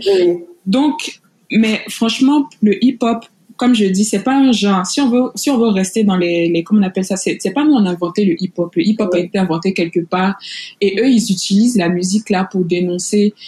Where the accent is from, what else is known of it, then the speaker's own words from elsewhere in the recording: Côte d’Ivoire; je suis ivoirienne, naturellement